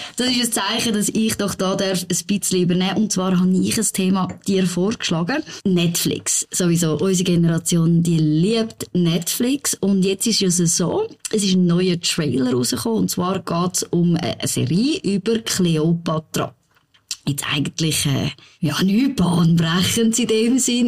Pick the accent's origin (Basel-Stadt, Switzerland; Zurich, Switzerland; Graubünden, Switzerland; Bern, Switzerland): Zurich, Switzerland; als Zürcherin